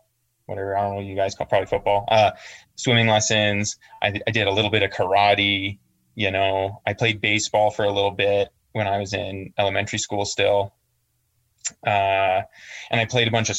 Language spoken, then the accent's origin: English; Calgary, Alberta, Canada; I'm from Calgary, which is a bigger city, in Alberta, Canada